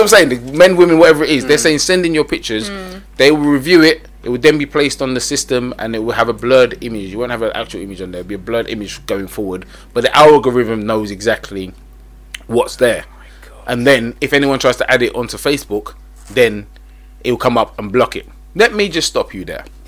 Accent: England, United Kingdom; I'm English.

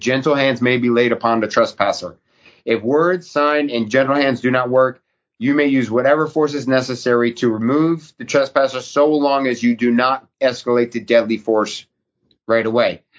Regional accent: New England, United States; moved away; also born or lived in Alaska; I grew up in New England

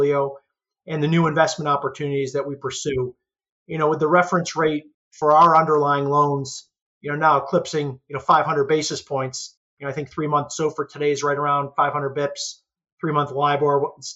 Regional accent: Syracuse, New York, United States; I grew up in upstate New York, true upstate New York, in the Syracuse, New York area.

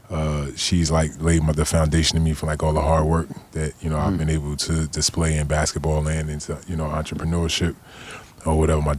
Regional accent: New Jersey, United States; moved away as an adult; also born or lived in Indiana; I was born in New Jersey.

